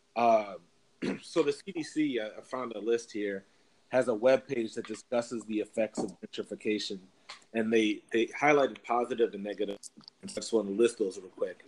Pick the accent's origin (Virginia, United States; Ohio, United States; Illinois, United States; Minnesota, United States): Minnesota, United States; Minneapolis; moved away as an adult; now in Los Angeles, United States; I grew up in Minneapolis from the age of two to 22, so for 20 years, and uh, grew up in the city